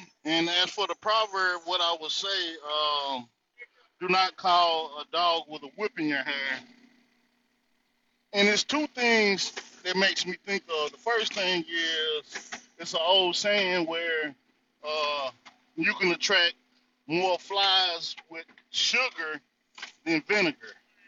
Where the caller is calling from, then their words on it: North Carolina, United States; This Brother …, I'm coming from the North Carolina territory, and beautiful conversation as always, Simon.